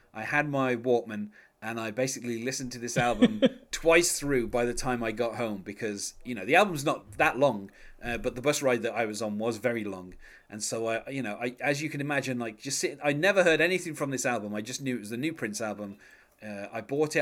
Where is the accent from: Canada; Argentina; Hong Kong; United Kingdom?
United Kingdom; England; I'm English